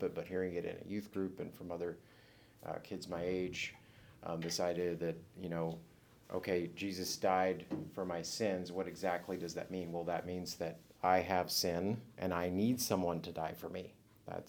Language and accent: English; Corpus Christi, Texas, United States; I grew up in Corpus Christi, Texas, which is on the coast of Texas, Gulf of Mexico